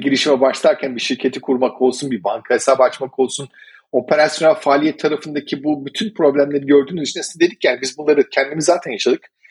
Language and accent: Turkish; Turkey; also born or lived in Malta